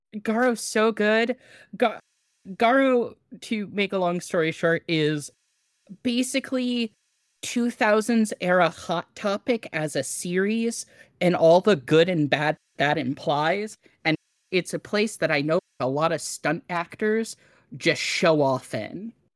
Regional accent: Hawaii, United States; I was born in Hawaii

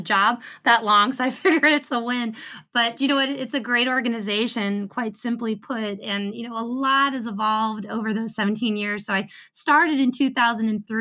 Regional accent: Baltimore, Maryland, United States; I was also born in Baltimore.

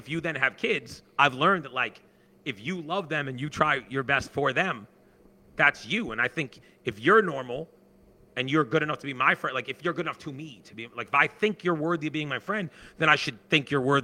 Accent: Sharon, United States; I grew up in Sharon

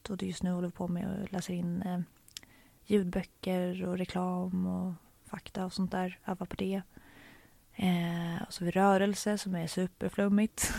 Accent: Stockholm, Stockholm County, Sweden; I eh, Stockholm.

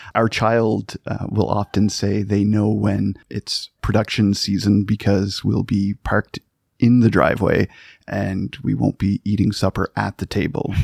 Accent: Cape Breton Island, Nova Scotia, Canada; moved away; I'm, I'm from Cape Breton Island

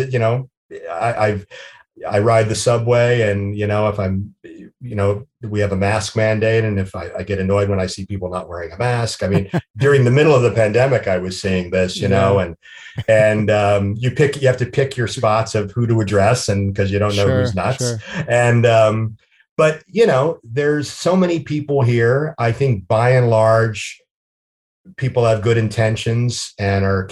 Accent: New Jersey, United States; also born or lived in New York; I'm from New Jersey. I'm born and raised in New Jersey

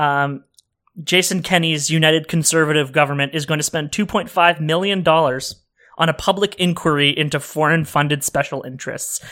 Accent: Sudbury, Ontario, Canada; Sudbury, uh, Ontario, which is my hometown

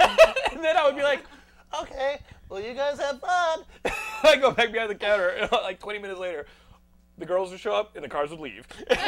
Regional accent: Austin, Texas, United States; born or raised there

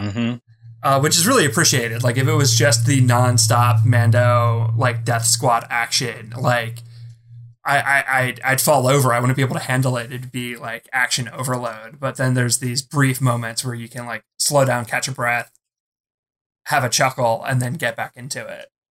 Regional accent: Philadelphia, Pennsylvania, United States; I'm from Philly.

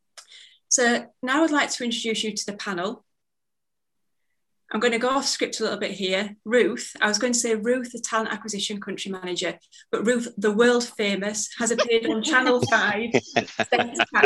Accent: Bradford, Yorkshire and the Humber, United Kingdom; Bradford, which is my hometown

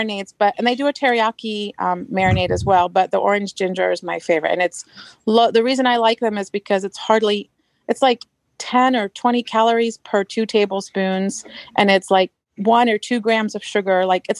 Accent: Marysville, Washington, United States; I'm from Marysville, Washington, just so I don't get in trouble.

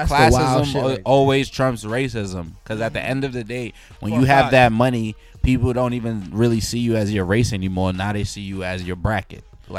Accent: New York City, New York, United States; when I was growing up in Bed-Stuy when I was younger

